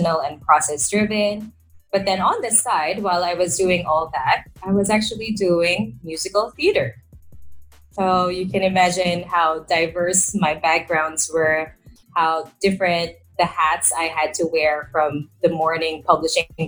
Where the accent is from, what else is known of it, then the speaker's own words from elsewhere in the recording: Manila, Metro Manila, Philippines; I am from Manila. So that is the capital of the country.